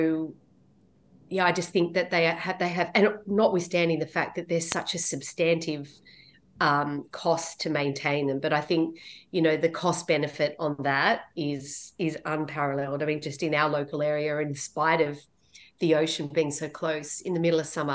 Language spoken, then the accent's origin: English; Sydney, New South Wales, Australia; I grew up in Western Sydney